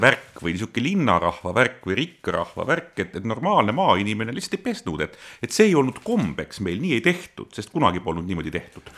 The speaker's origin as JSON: {"language": "Estonian", "town": "Tallinn", "region": "Harju County", "country": "Estonia", "tie": "born or raised there", "said": "mina kasvasin Mustamäe Panelkas, hiljem Õismäel"}